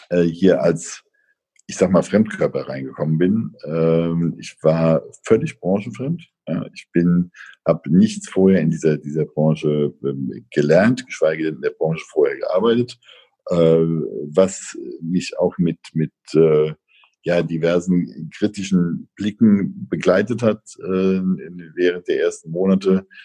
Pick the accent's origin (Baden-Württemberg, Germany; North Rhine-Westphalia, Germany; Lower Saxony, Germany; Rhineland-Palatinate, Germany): Rhineland-Palatinate, Germany; Bad Kreuznach; moved away as an adult; also born or lived in Mainz; now in Northern Germany; Ich war 40 Jahre lang vorher, bin ich nicht aus dem Rhein-Main-Gebiet weggekommen. Ich bin in Bad Kreuznach geboren ähm, und war dann eben die letzten 10, 15 Jahre in Mainz, um Mainz herum aktiv